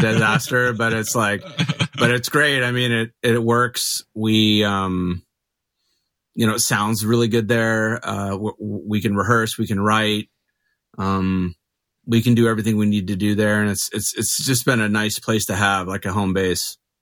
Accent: Mesa, Arizona, United States; also born or lived in Phoenix, Arizona; I grew up in Mesa. I live in Phoenix

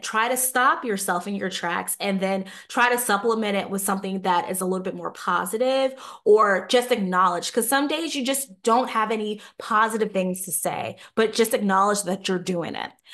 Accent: New York, United States; Growing up in New York

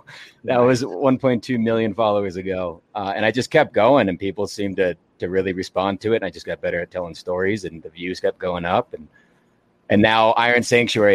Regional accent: Arkansas, United States; I'm from Arkansas

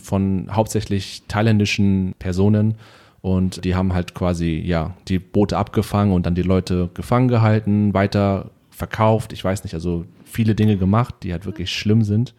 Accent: Germany; wie wir hier aufgewachsen sind in Deutschland als Kinder mit Migrationshintergrund

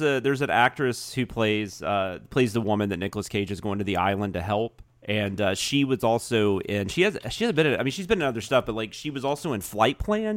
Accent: the South, United States; growing up in the South

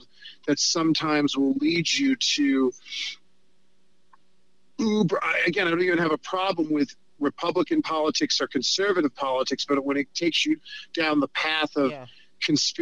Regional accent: New York, United States; I'm a New Yorker who's a Hollywood liberal

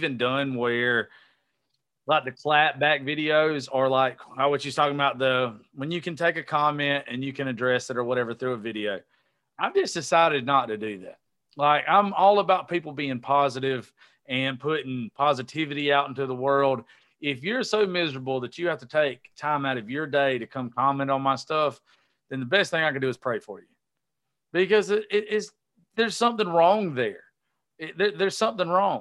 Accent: the South, United States; I was raised down here in the South

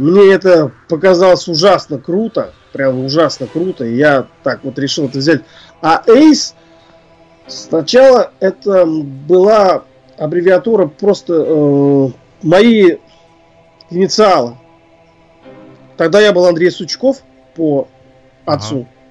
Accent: Ufa, Bashkortostan, Russia; Я родом из э, Уфы, это Башкирия

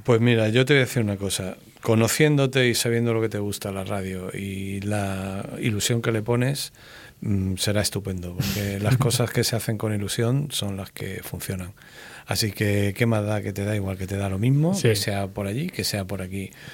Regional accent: Málaga, Andalusia, Spain; soy de Málaga

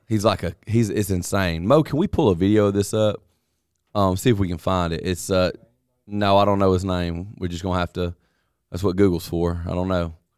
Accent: North Alabama and Mississippi, United States; I grew up in North Alabama and Mississippi. Uh, the only two places I've ever lived.

